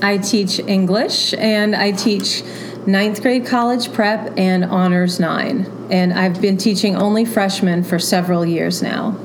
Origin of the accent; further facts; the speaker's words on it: Florida, United States; moved away as an adult; also born or lived in Kentucky / Milwaukee; now in Allentown, United States; I'm not a native Floridian, but I was raised in Florida